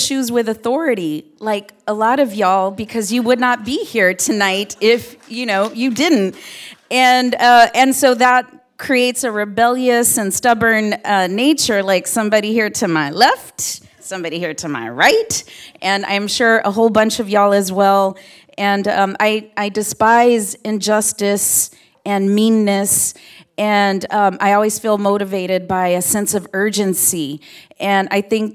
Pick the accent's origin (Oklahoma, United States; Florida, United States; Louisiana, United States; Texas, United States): Texas, United States; San Antonio; I'm originally from San Antonio, Texas